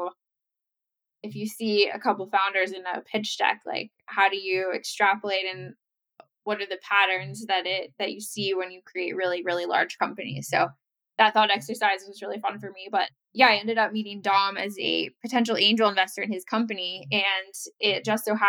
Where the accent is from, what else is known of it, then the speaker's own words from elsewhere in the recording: Bexley, Ohio, United States; I grew up right outside Columbus, Ohio in a town called Bexley